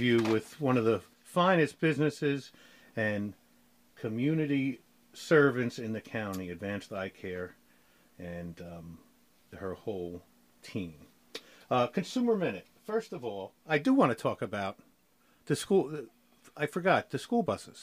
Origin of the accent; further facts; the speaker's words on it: New York, United States; I'm a New Yorker